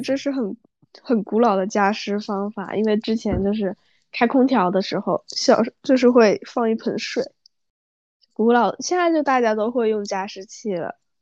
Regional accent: southern China, China; moved away; 我作为一个南方人要去适应北方的气候

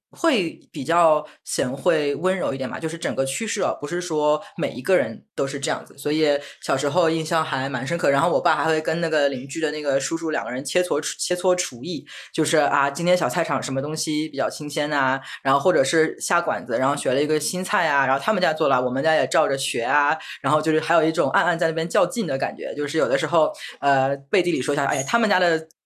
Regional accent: Shanghai, China; 小时候住在弄堂里面，然后我们弄堂是那种石库门的老房子

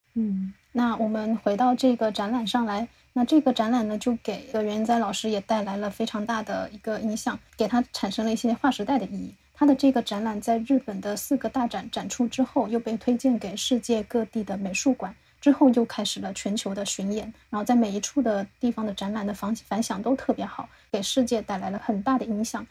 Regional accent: the South, southern China, China; 我们是南方人，我是没有，没有怎么见过雪

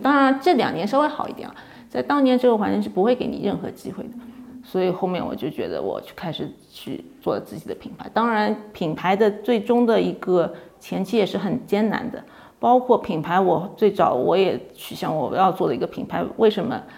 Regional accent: China; 作为中国人的身份

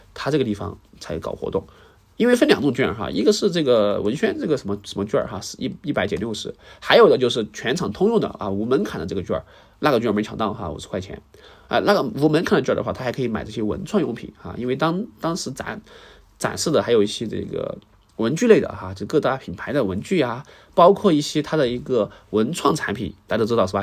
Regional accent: Sichuan, China; 至少我先，先把我四川，我家乡嘛，哈，故乡这个先，先整一遍

